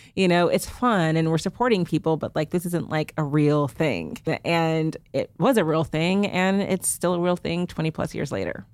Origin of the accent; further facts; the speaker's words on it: Houston, Texas, United States; moved away; I'm from Houston, so I did this in Houston, was home for the summer